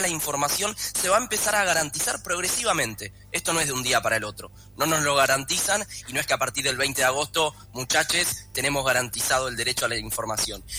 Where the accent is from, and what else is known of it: Argentina